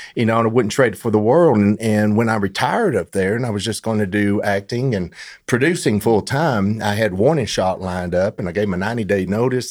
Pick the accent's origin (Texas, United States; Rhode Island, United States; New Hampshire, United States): Texas, United States; Fairfield; also born or lived in Dallas area; I was raised in Fairfield